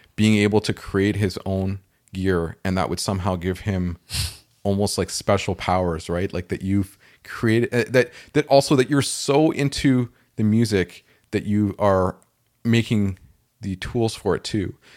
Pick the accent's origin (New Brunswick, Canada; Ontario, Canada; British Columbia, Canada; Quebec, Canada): Ontario, Canada; Toronto; I grew up in Toronto